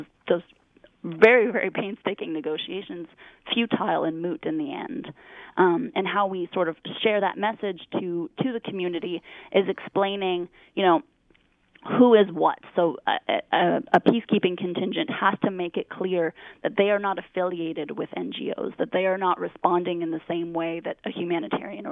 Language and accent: English; Canada; as a Canadian